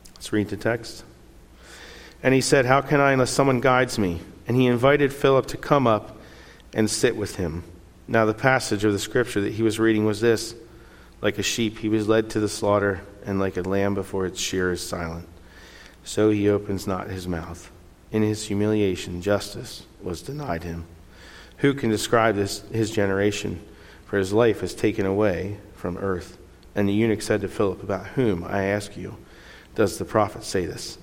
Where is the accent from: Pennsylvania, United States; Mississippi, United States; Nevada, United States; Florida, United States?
Pennsylvania, United States; Lancaster County; moved away as an adult; also born or lived in Chile; now in San Jose, Costa Rica; where I grew up in Lancaster County, a lot of people believe in God